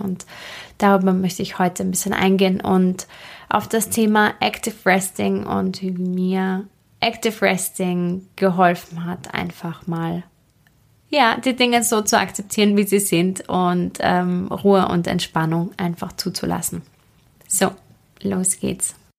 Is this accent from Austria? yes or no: yes; Austria; bei uns in Österreich